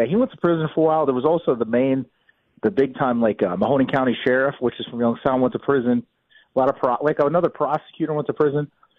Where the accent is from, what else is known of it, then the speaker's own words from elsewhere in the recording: American Samoa; born there; I was born in American Samoa. My aunt lived there.